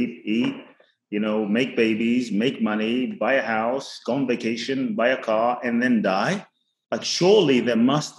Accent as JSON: {"language": "English", "region": "London", "country": "United Kingdom", "tie": "born or raised there", "also_born_or_lived": "Ghana / Los Angeles, United States / Phoenix, United States", "moved": "yes", "lives_now": "Miami, United States"}